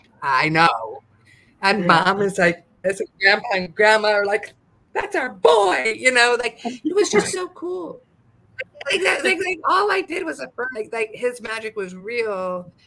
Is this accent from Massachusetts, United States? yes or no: no; California, United States; I grew up in California, so we have a different type of plant medicine